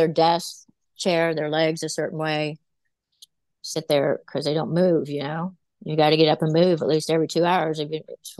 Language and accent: English; West Virginia, United States; now in Virginia, United States; I was from West Virginia, and I came here to Virginia